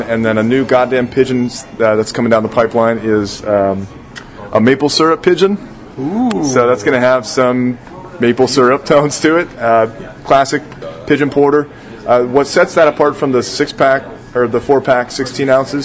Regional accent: Rockford, Illinois, United States; moved away; I'm from Rockford

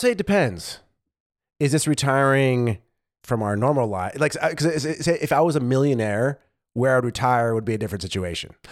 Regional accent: United States; now in Germany

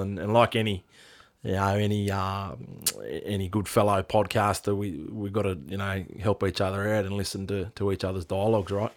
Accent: Australia; we are multicultural Aboriginal Australia

